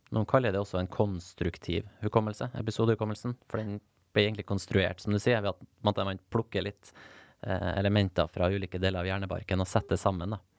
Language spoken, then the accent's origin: Norwegian; Nordvestlandet, Norway; ei øy der, der jeg vokste opp på Nordvestlandet